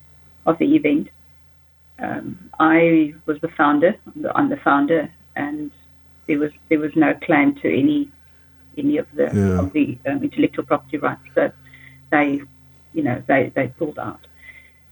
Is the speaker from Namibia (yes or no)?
yes; Namibia; also born or lived in Johannesburg, South Africa; now in South Africa; I come from Namibia